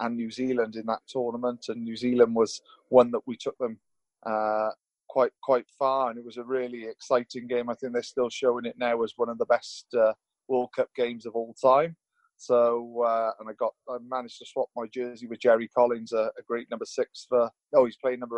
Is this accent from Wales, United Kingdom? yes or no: yes; Wales, United Kingdom; growing up in Wales